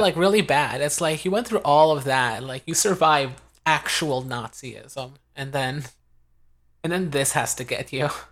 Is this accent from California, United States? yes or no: yes; California, United States; as a Californian